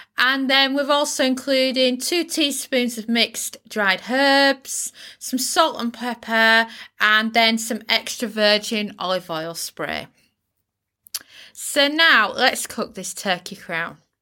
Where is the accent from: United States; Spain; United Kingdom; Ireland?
United Kingdom; in the U K, we use the word turkey crown